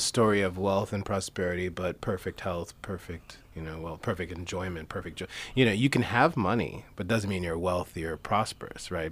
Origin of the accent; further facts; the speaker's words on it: New York City, New York, United States; sports I played growing up in Flushing, Queens, New York was handball.